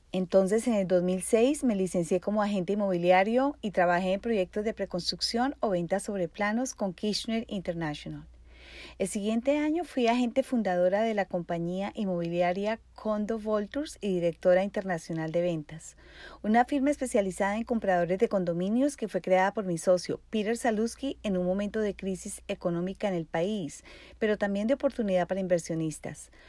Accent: Colombia; moved away as an adult; also born or lived in Barranquilla; now in Miami, United States; Soy colombiana

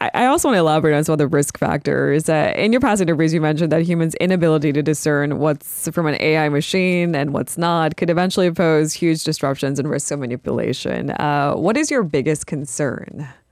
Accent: United States; I am a Korean American

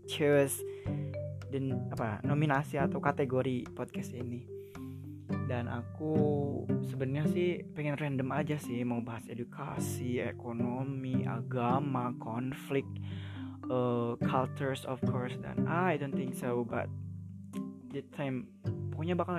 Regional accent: Karawang, West Java, Indonesia; now in Yogyakarta, Indonesia; jadi si aku sebenarnya orang Jawa Barat Karawang khususnya tapi now I live in Yogyakarta of course because I learn here I study here

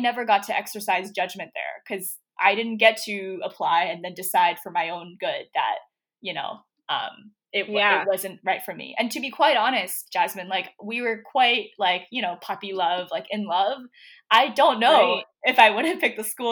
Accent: Philadelphia, Pennsylvania, United States; I did not apply to this one state school that was in my city. So I'm from Philadelphia.

